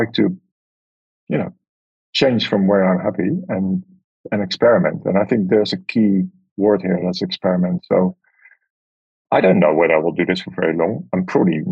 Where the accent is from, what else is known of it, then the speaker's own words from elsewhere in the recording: Amsterdam, North Holland, Netherlands; moved away; staying in a camper van in the pouring rain in my hometown